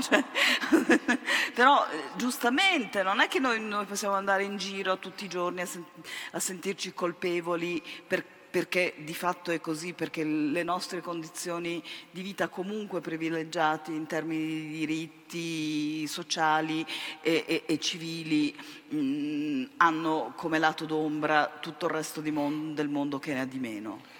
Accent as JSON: {"language": "Italian", "country": "Germany", "tie": "born or raised there", "moved": "yes", "said": "essere nata e cresciuta in Germania da genitori appunto sopravvissuti alla Shoah"}